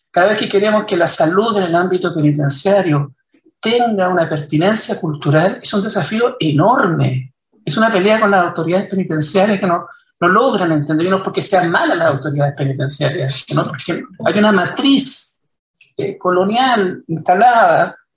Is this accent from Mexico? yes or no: no; Chile; Que nos vamos a dividir, que ya no vamos a ser todos, que somos todos chilenos.